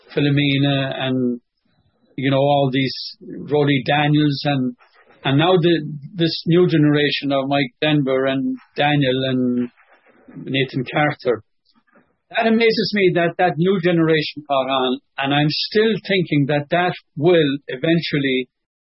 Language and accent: English; Connemara, Connacht, Ireland; accent: Connemara; moved away as an adult; also born or lived in London, United Kingdom; my Connemara accent and Connemara Gaeilge